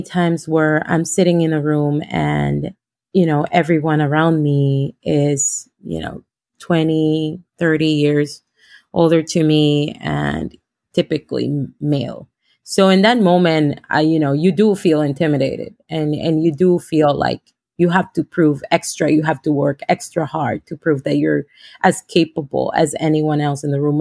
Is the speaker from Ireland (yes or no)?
no; Honduras; moved away as an adult; now in United States; I am from Honduras. Um, I am a lawyer back home, I came in 2016